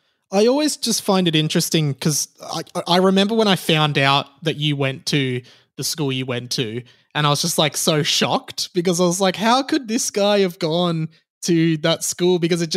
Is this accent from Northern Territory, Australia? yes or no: no; Kew, Victoria, Australia; Yeah, I grew up in Kew